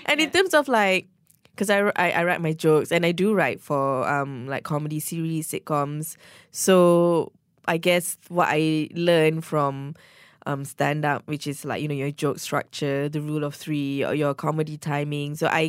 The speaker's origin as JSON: {"language": "English", "country": "Malaysia", "said": "so much of my Malaysian identity is tied to my stand-up. My cultural experiences being a Malaysian is so much part of my stand-up."}